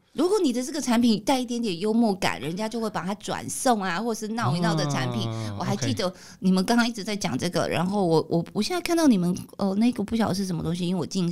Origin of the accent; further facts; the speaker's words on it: Tainan, Taiwan; 像我们台南，我是台南人，